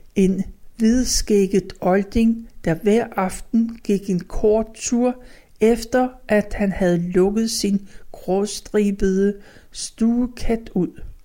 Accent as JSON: {"language": "Danish", "town": "Copenhagen", "region": "Capital Region of Denmark", "country": "Denmark", "tie": "born or raised there", "said": "I den passage, der lå længst fra Østerbrogade, havde jeg mit barndomshjem"}